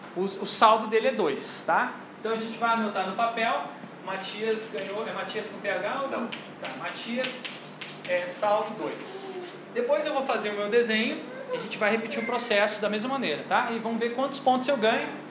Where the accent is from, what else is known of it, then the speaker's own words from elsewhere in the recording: Rio de Janeiro, Brazil; eu sou carioca